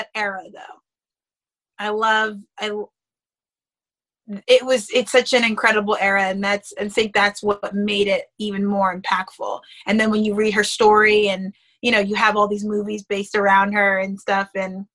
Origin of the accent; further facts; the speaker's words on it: New York City, New York, United States; moved away; I was born in Queens